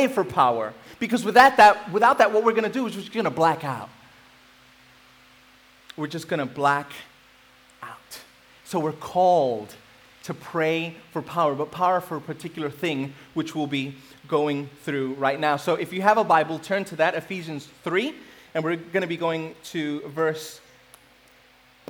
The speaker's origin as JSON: {"language": "English", "town": "New York City", "region": "New York", "country": "United States", "tie": "born or raised there", "moved": "as an adult", "said": "I grew up in New York City. I've been here for about 8 years"}